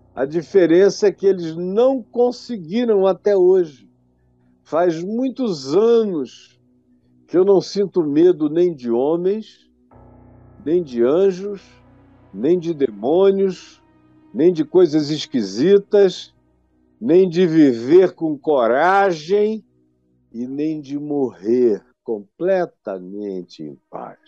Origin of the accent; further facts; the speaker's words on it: Manaus, Amazonas, Brazil; quando eu era jovem, lá na minha cidade de Manaus